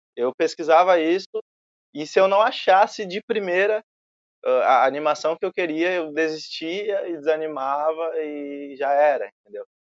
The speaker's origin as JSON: {"language": "Portuguese", "town": "Alvorada", "region": "Rio Grande do Sul", "country": "Brazil", "said": "Eu sou de Alvorada, tenho 21 anos"}